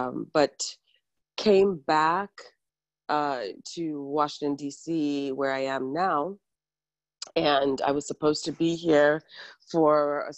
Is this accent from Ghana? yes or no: yes; Ghana; now in United States; I am from Ghana, yes.